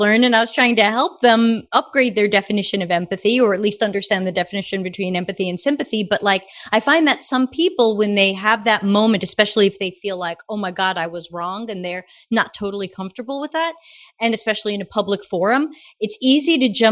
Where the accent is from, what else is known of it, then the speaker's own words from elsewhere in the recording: New York, United States; accent: Brooklyn; I grew up in New York